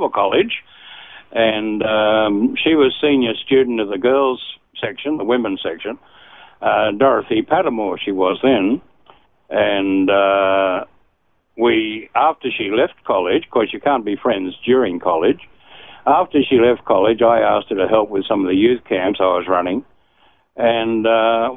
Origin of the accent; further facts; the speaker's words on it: Sydney, New South Wales, Australia; I was born in Sydney and raised in Bexley, a suburb of Sydney, southern suburb